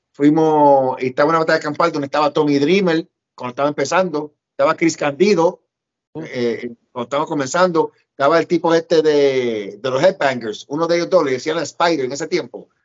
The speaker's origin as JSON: {"language": "Spanish", "country": "Puerto Rico", "tie": "born or raised there", "also_born_or_lived": "New York City, United States", "moved": "as an adult", "said": "yo me crié en Puerto Rico, pero viví con mi mamá cuatro años en Nueva York, después me fui a Puerto Rico con mis abuelos otra vez"}